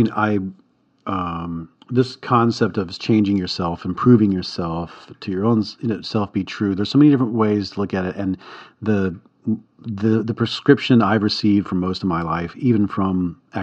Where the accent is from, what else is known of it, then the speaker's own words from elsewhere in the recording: the South, United States; I'm from the South